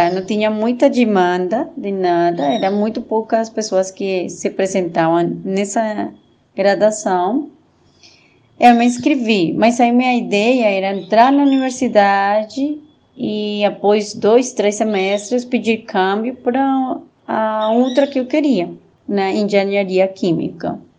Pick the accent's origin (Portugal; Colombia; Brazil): Colombia; Bogotá; born there; Portuguese is a second language; Eu nasci em Bogotá, a cidade capital da Colômbia, mas meu pai eh, ele foi da polícia e a gente teve que morar em muitos outros lugares pelo seu trabalho.